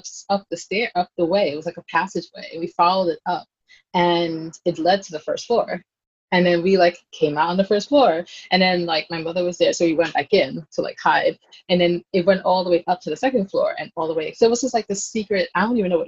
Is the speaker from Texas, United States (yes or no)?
no; New York City, New York, United States; I grew up in Brooklyn in Flatbush